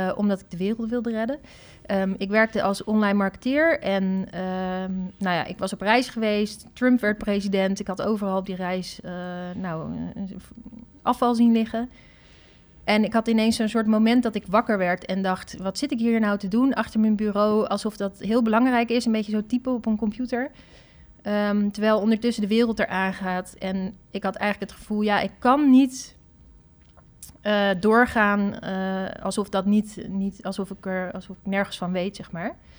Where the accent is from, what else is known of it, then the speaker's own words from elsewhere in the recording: Netherlands; als Nederlanders